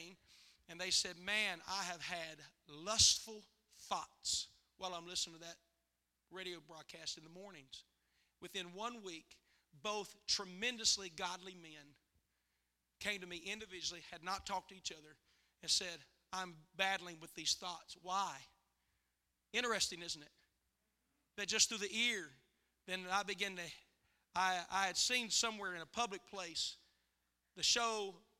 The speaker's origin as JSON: {"language": "English", "region": "West Virginia", "country": "United States", "said": "West Virginia"}